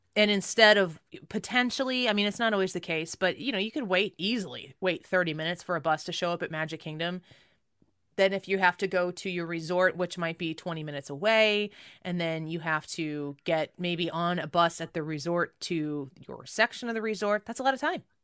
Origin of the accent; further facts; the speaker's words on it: St. Louis, Missouri, United States; we're from Saint Louis, Missouri